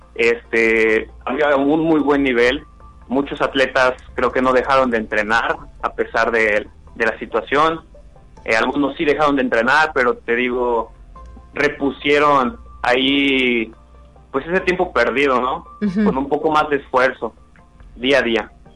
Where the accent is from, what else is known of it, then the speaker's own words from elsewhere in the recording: Rioverde, San Luis Potosí, Mexico; soy de Río Verde, estaba entrenando en Río Verde